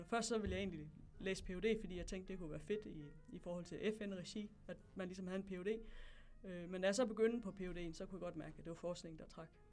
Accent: Hedensted, Central Denmark Region, Denmark; moved away as an adult; also born or lived in Tanzania / Namibia / Nigeria / Botswana; Jeg kommer fra Jylland. Jeg kommer fra en by, der hedder Hedensted

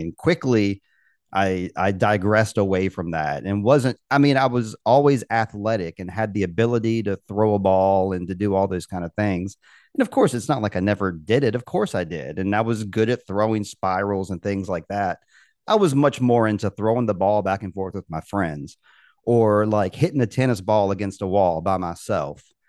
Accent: Richmond, Virginia, United States; I'm from Richmond, um, Virginia

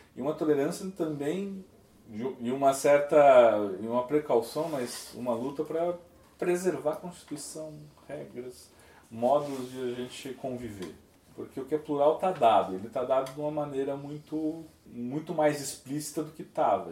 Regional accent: São Paulo, Brazil; eu sou de São Paulo

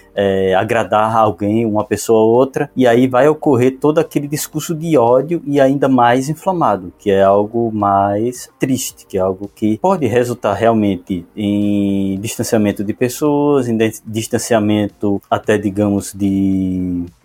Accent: Pernambuco, Brazil; eu sou de Pernambuco

